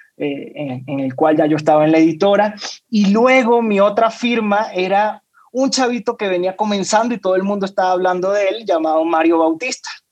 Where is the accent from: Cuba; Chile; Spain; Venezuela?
Venezuela; Caracas, Capital District; moved away as an adult; now in Mexico; soy venezolano, ya tengo seis años viviendo en México